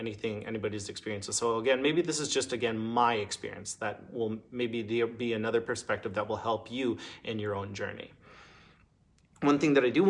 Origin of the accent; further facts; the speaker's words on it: Minneapolis, Minnesota, United States; moved away as an adult; now in Duluth, United States; I grew up in Minneapolis